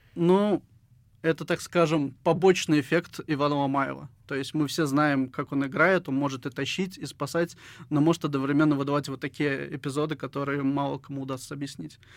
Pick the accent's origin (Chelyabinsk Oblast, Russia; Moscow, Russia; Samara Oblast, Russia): Samara Oblast, Russia; Syzran; now in Samara, Russia; в 2013 году переехал в Самару, я родом из Сызрани